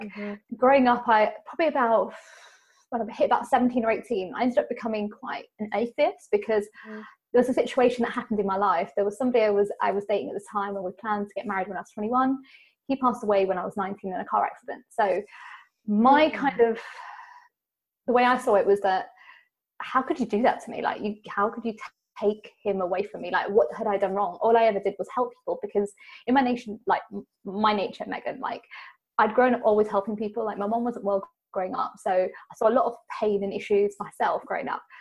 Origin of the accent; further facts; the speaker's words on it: United Kingdom; being British and being Indian